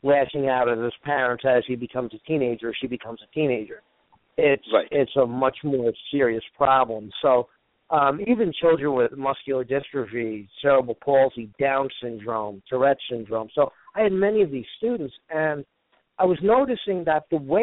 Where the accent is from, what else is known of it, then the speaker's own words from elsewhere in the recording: Woodbridge Township, New Jersey, United States; New Jersey, where I grew up in Woodbridge Township. That's originally where I grew up